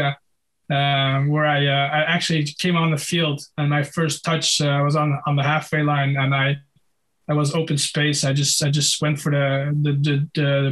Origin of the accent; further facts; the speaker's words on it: Netherlands; at the local amateur club in Holland